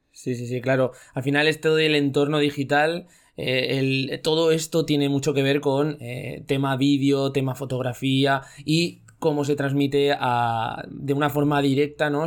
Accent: Zaragoza, Aragon, Spain; somos de Zaragoza

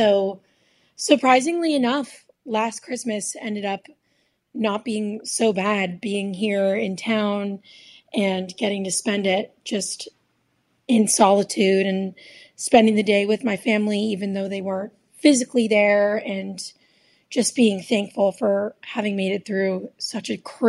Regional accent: New Hampshire, United States; also born or lived in East Nashville, Tennessee; now in Nashville, United States; I decided to stay here due to the pandemic, and I'm from New Hampshire, and it just seemed too far for me to travel to make it back home.

